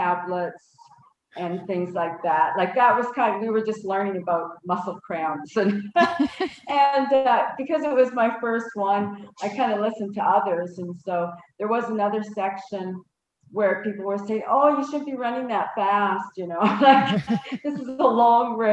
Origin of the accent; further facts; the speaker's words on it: Saskatchewan, Canada; now in Calgary, Canada; I grew up in Saskatchewan